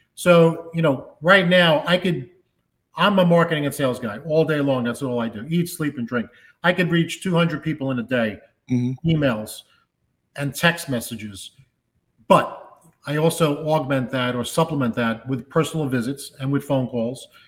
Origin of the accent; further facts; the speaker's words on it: New York City, New York, United States; I grew up in the Bronx